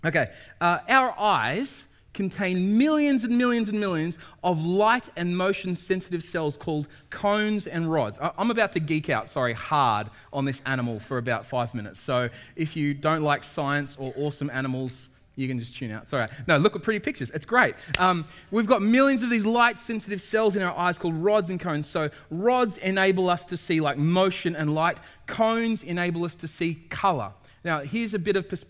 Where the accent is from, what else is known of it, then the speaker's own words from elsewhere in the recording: Sydney, New South Wales, Australia; now in New Zealand; I'm from North Sydney. I'm from a place called Castle Hill. That's my mountain. Toongabie is the river that I grew up alongside.